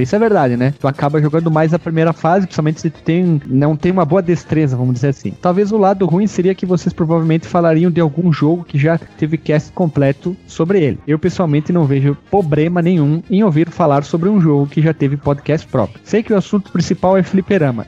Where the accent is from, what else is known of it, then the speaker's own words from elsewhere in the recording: South Region, Brazil; eu sou do Sul também